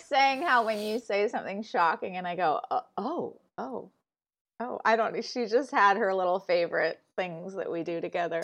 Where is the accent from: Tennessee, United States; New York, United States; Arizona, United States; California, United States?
California, United States; Malibu; moved away; also born or lived in Santa Barbara, California; I was born in Santa Barbara, and then I grew up in Malibu